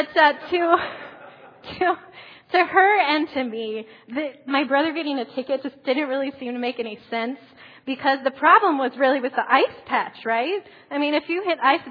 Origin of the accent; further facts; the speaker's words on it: Columbus, Ohio, United States; moved away; I grew up in Columbus, Ohio